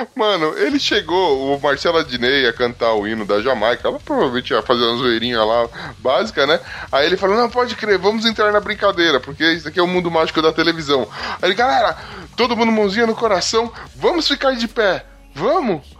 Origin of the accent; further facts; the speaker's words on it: Brazil; Como brasileiro